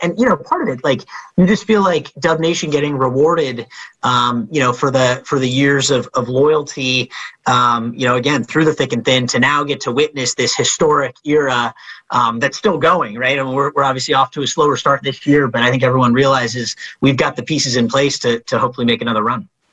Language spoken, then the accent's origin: English; the Bay Area, California, United States; I grew up in the Bay